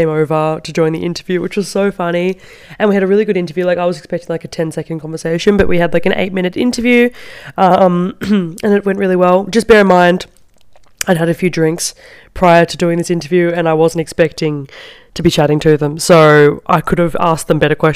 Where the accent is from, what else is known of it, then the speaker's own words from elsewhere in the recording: Australia; I'm from Australia